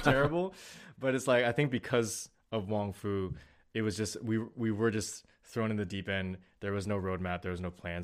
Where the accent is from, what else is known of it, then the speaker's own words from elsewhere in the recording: Bay Area, California, United States; moved away as an adult; also born or lived in San Diego; now in Los Angeles, United States; I grew up in the Bay Area.